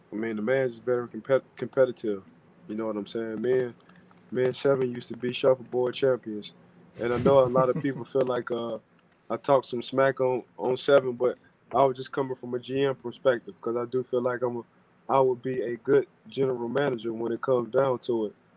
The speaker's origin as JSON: {"language": "English", "town": "New Orleans", "region": "Louisiana", "country": "United States", "said": "I'm from New Orleans"}